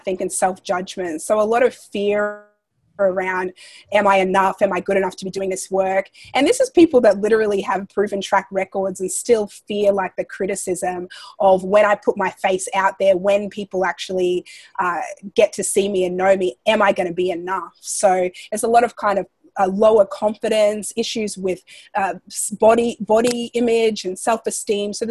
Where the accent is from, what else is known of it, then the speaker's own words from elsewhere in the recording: Australia; moved away as an adult; now in United States; Growing up in Australia